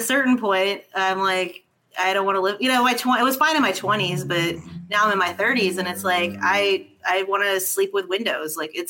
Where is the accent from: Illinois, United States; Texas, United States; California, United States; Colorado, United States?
California, United States; Los Angeles; also born or lived in New York; now in New Orleans, United States; Originally from Los Angeles.